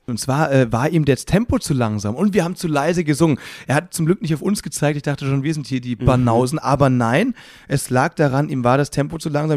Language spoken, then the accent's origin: German; Müllheim, Baden-Württemberg, Germany; meine Heimatstadt heißt Müllheim